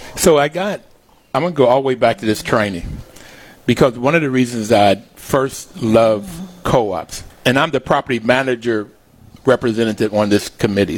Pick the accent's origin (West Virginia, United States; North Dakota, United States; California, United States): West Virginia, United States; Bluefield; moved away; I grew up in Bluefield, West Virginia